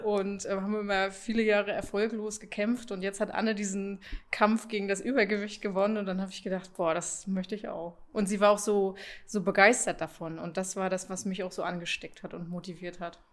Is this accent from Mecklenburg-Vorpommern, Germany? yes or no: yes; Usedom, Mecklenburg-Vorpommern, Germany; ich komme von der Insel Usedom, beziehungsweise aus dem Umfeld der Insel Usedom